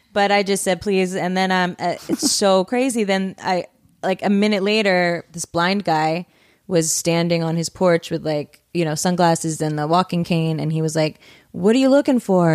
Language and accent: English; Pennsylvania, United States; moved away; my sister just moved back to my hometown